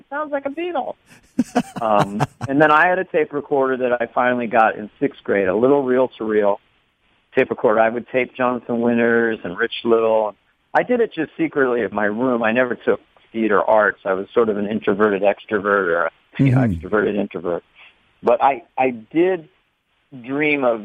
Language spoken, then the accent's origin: English; San Carlos, California, United States; my hometown, Laurel Avenue in San Carlos, California